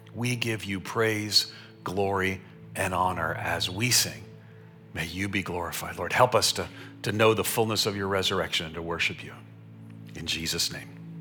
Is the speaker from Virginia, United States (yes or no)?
no; Long Island, New York, United States; moved away; also born or lived in Florida; I grew up on Long Island outside of New York City